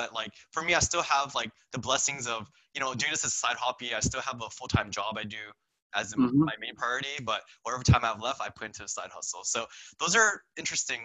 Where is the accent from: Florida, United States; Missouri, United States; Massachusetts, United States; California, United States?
California, United States; Santa Clarita Valley, Los Angeles; So I'm from the Santa Fe Valley